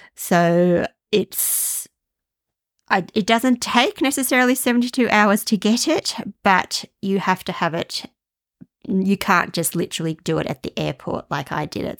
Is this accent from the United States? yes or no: no; Australia; moved away; as an Australian